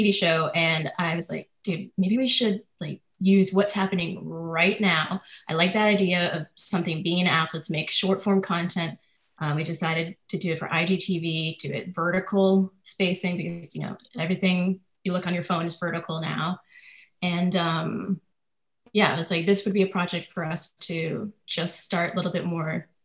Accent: Chicago suburbs, Illinois, United States; moved away as an adult; now in New York, United States; I am from the Chicago suburbs, and I've been in New York 11 years now

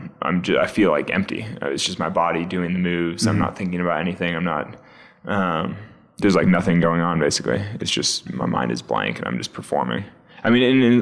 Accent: California, United States; growing up in California

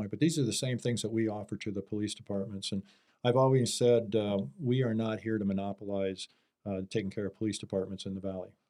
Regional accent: Wahoo, Nebraska, United States; moved away as an adult; also born or lived in Kansas / Las Vegas; now in Arizona, United States; my hometown is Wahoo

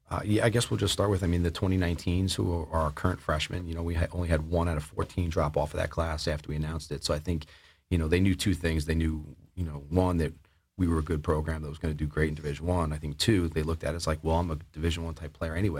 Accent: Oyster Bay, New York, United States; moved away as an adult; now in Massachusetts, United States; growing up on Long Island

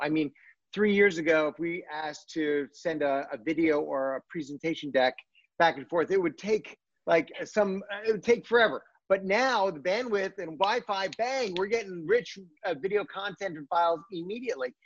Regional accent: Washington, District of Columbia, United States; From Washington D.C.

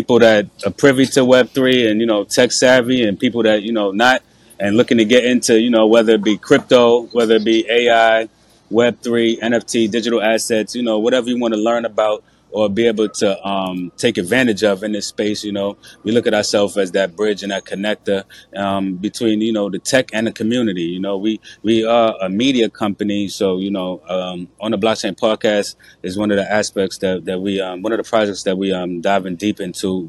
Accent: New York City, New York, United States; originally I'm from New York City, from Brooklyn, New York, you know, so I grew up around hip hop

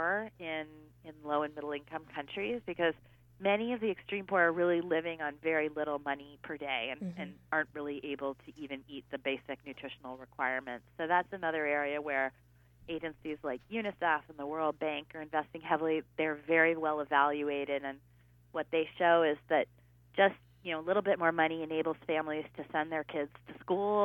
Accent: United States; I'm an American

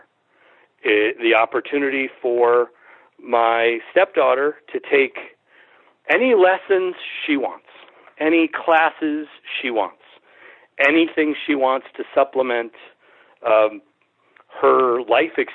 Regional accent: Springfield, Massachusetts, United States; I was born and raised in Springfield.

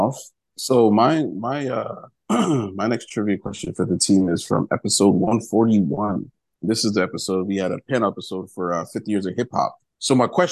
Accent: New Jersey, United States; me growing up in New Jersey

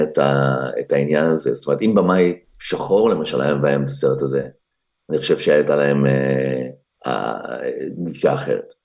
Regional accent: Israel; moved away as an adult; now in Los Angeles, United States; אנחנו כמובן ישראלים, אני לא ממש אמריקאי

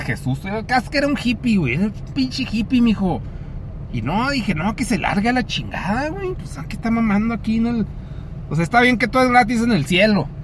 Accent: Mexico; Así somos los mexicanos

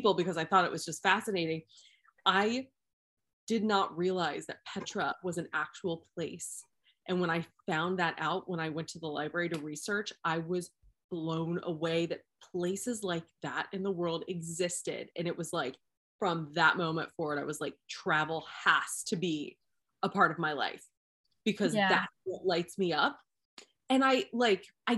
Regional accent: Ohio, United States; I grew up in Ohio in the United States

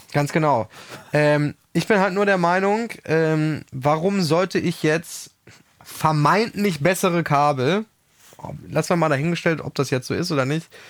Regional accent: Germany; als Deutscher

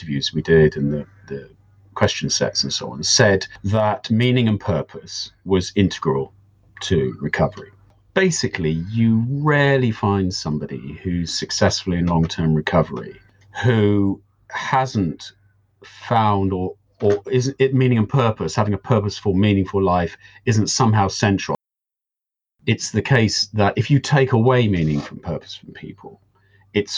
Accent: United Kingdom; also born or lived in Devon; I am a British person currently living in the UK in the southwest of Devon.

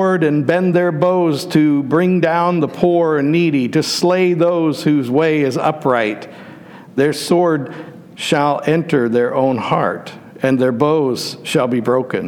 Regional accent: Western Pennsylvania, United States; When I was a child, growing up in Western Pennsylvania

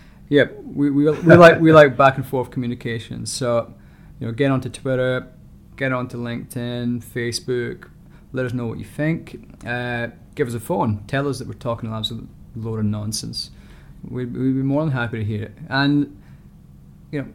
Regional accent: Scotland, United Kingdom; moved away; I am Scottish

